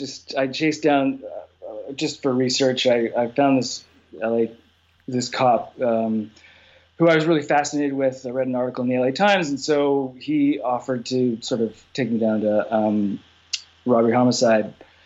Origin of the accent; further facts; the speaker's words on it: Canada; I'm, by the way, I'm Canadian, so I sort of fall in between, I guess.